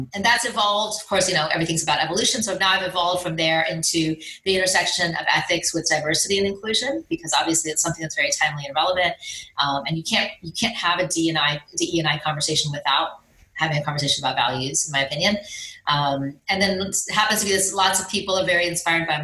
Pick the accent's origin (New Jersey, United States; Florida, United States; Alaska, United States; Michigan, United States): Florida, United States; Miami; I grew up in Miami, very much a high achiever. My parents are both from India.